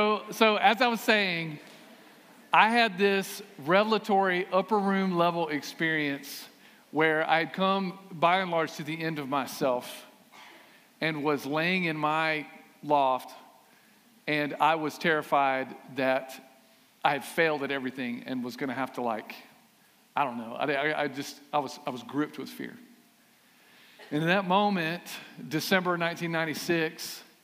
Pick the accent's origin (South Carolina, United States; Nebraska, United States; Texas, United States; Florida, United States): South Carolina, United States; Aiken; I grew up in Aiken, class of 1995, South Aiken High School, thoroughbreds.